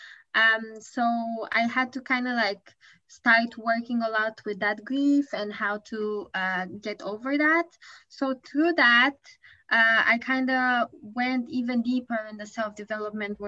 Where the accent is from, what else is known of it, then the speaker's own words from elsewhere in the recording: Bucharest, Romania; moved away as an adult; now in Tokyo, Japan; I live in Japan, but I'm originally from Bucharest, Romania